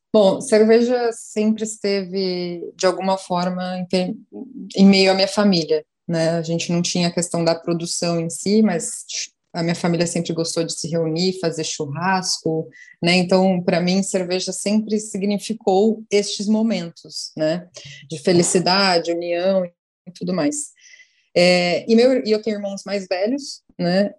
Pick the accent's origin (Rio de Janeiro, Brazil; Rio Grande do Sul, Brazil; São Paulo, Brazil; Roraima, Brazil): São Paulo, Brazil; now in Fortaleza, Brazil; Eu sou de São Paulo, hoje em Fortaleza